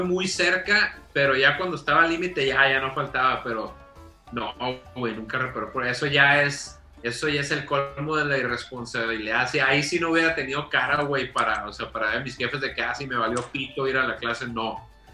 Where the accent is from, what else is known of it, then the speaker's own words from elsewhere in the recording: Los Mochis, Sinaloa, Mexico; moved away as an adult; also born or lived in Monterrey; yo crecí en Mochis